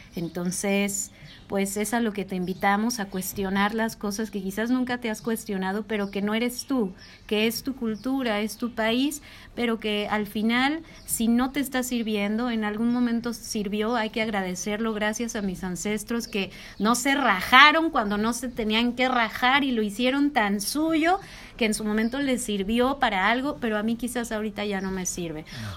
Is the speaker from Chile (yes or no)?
no; Jalisco, Mexico; moved away as an adult; now in Nepal; yo que soy de Jalisco